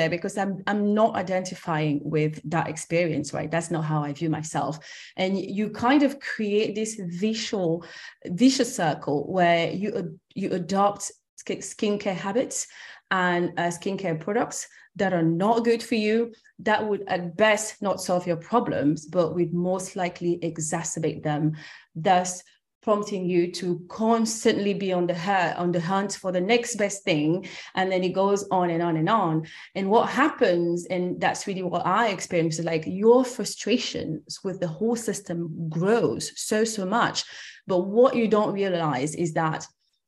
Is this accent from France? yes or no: yes; France; also born or lived in Cameroon; I'm originally from Cameroon. That's where I was born. And I grew up in France and in Europe.